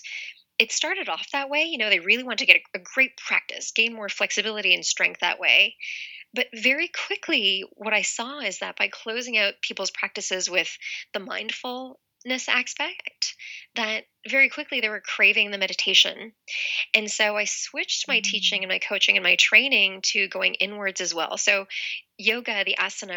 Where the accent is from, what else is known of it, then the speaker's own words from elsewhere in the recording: Toronto, Ontario, Canada; now in Los Angeles, United States; I'm from Toronto, Canada. Originally, I live in Los Angeles now